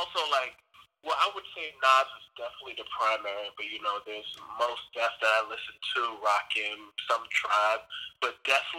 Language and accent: English; Elmont, New York, United States; also born or lived in West Africa / Richmond Hill, Queens, New York; in Queens for a couple of years, Richmond Hill, and then we moved to Elmont. And I spent most of my childhood and young adult years in Elmont.